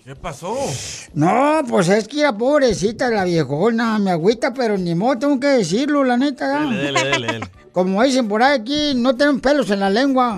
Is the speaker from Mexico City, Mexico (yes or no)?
no; Monterrey, Nuevo León, Mexico; moved away; yo nací en Monterrey, Nuevo León